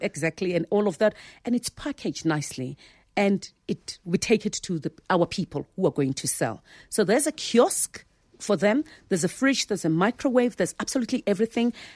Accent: Soweto, Gauteng, South Africa; I was born there in Soweto from, you know, a, a domestic worker and a driver.

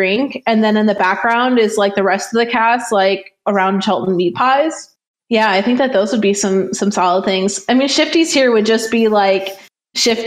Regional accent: Wisconsin, United States; moved away as an adult; also born or lived in Missouri / Pennsylvania; now in Kansas City, United States; I grew up in Wisconsin, went to school in Wisconsin and Missouri

